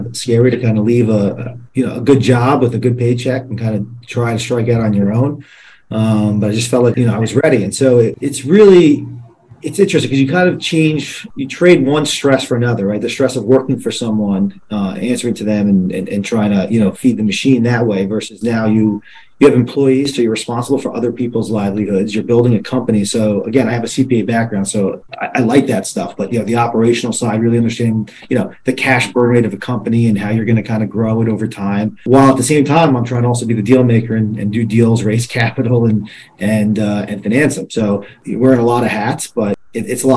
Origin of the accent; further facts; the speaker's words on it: Plantation, Florida, United States; moved away as an adult; also born or lived in New York; I grew up in South Florida, so born and raised down here. I grew up in Plantation, which is a suburb of Fort Lauderdale.